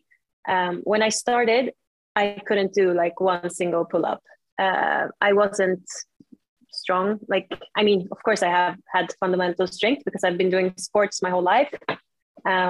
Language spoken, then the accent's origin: English; Sweden; also born or lived in Stockholm, Sweden; I'm from Sweden.